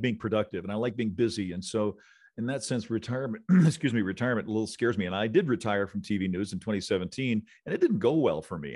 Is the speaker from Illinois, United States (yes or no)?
yes; Illinois, United States; also born or lived in Missouri; now in Las Vegas, United States; I grew up in Illinois, which is close